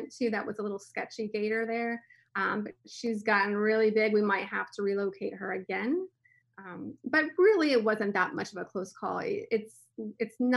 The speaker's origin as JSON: {"language": "English", "town": "Miami", "region": "Florida", "country": "United States", "tie": "born or raised there", "said": "I was born in Miami, and so we would travel the Everglades quite a bit"}